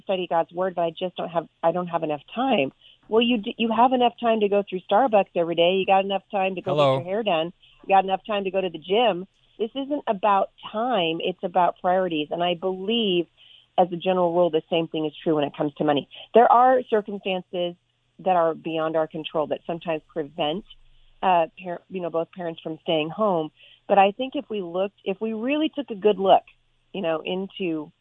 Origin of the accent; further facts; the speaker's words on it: Portland, Oregon, United States; also born or lived in Vancouver, Washington; I grew up in Portland, Oregon, and we live just about 15 minutes from Portland now.